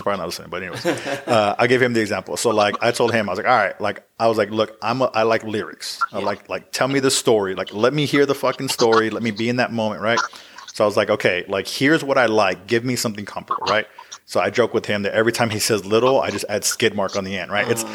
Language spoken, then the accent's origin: English; Uvalde, Texas, United States; I'm originally from Uvalde, so that's my hometown.